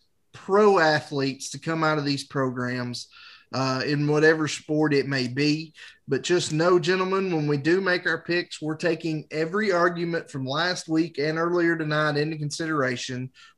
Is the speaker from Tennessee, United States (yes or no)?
yes; Tennessee, United States; Of all, we are guys from Tennessee.